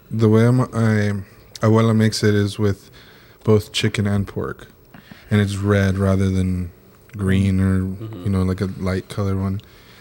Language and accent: English; Orange County, California, United States; I grew up in Orange County.